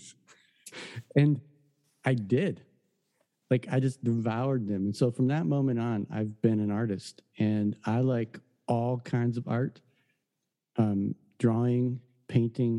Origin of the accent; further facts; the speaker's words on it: Detroit, Michigan, United States; I grew up in the Detroit area